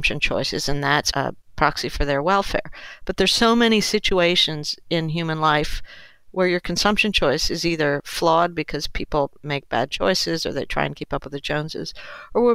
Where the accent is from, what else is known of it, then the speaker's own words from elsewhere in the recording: Peru; I was born in Peru